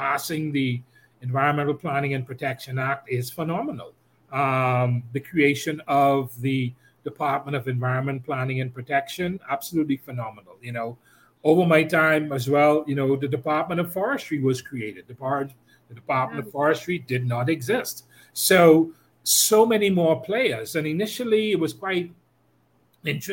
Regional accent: Central Eleuthera, Bahamas; I spend a lot of time there. It's in my hometown

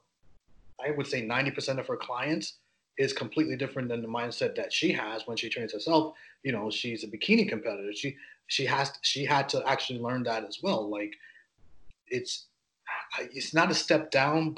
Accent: New York, United States; I'm from New York, obviously, East Coast

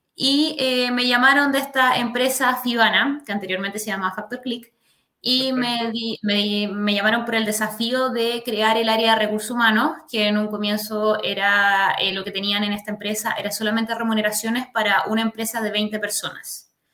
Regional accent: La Serena, Coquimbo, Chile; also born or lived in Valparaíso Region / Quilpué / Villa Alemana; now in Santiago, Chile; viví, nací y viví en La Serena. Después de eso, en unos años después me fui para, la quinta región

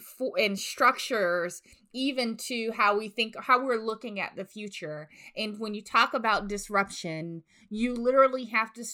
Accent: the South, United States; born and raised in the South

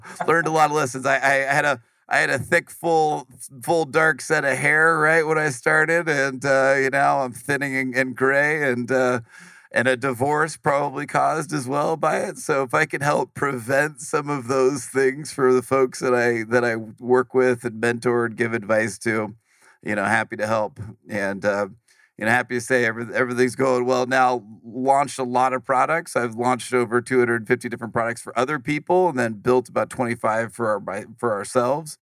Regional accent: Silicon Valley, California, United States; as far as childhood and upbringing, I grew up in Silicon Valley

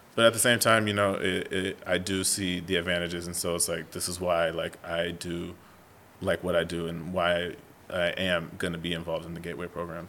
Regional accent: San Diego, California, United States; also born or lived in Idaho / Nebraska; I'm from San Diego. Okay. Um, born and raised. Uh, grew up in the North County area

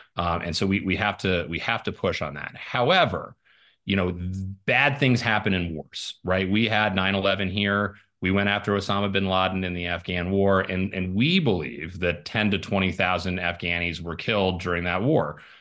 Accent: Arizona's First Congressional District, United States; also born or lived in Ireland; I'm from the district. I was born in Ireland, but I moved here when I was four. I grew up here

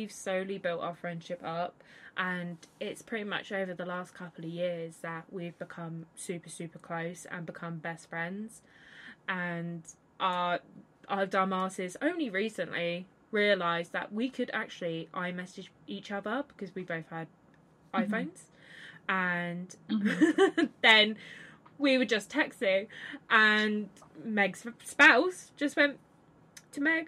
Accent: Hampshire, South East England, United Kingdom; I'm from England, UK, Great Britain, you know, typical geezer. I'm not typical geezer. I'm from a county called Hampshire

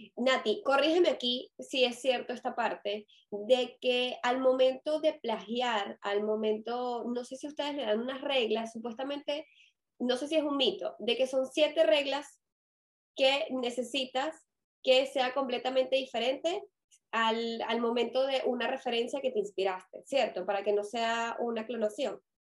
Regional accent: Caracas, Capital District, Venezuela; si me reconocen el acento, yo soy de Venezuela

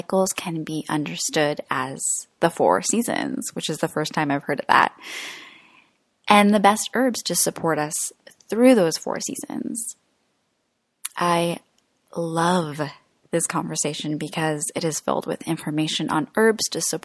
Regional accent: Croatia; moved away; I'm in my home country right now of Croatia

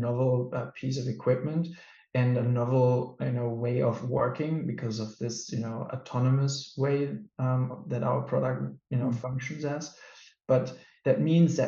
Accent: Germany; now in Denmark; I was born and raised in Germany

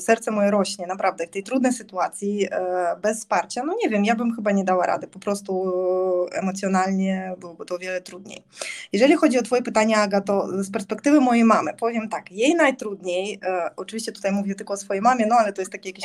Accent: Zaporizhzhia, Zaporizhzhia Oblast, Ukraine; Polish is a second language; moved away as an adult; also born or lived in Warsaw, Poland; now in Gdańsk, Poland; ja urodziłam się w Zaporożu, czyli to jest taki południowy wschód Ukrainy

